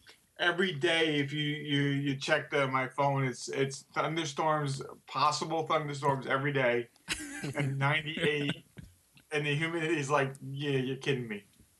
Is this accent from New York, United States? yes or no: yes; New York, United States; moved away; also born or lived in Twin Cities, Minnesota; from the library growing up in New York.